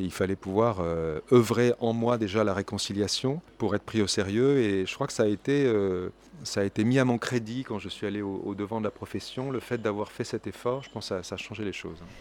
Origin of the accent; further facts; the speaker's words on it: France; en tant que Français